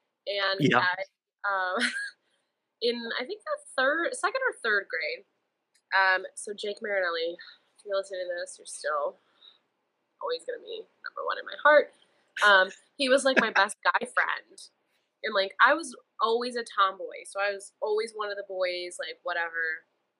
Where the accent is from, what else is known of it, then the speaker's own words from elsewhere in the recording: Euclid, Ohio, United States; now in Cleveland, United States; I'm from Euclid, like lived there my whole life